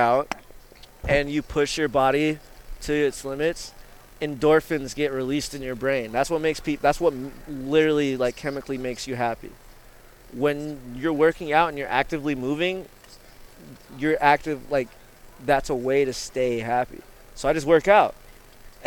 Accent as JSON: {"language": "English", "town": "Canton", "region": "Ohio", "country": "United States", "tie": "born or raised there", "said": "I'm from Canton, Ohio."}